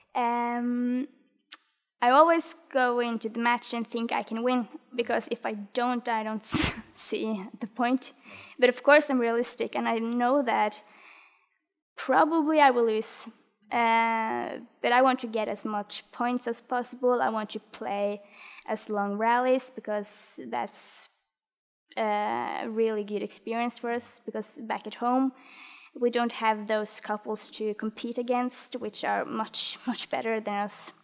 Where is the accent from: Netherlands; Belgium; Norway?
Norway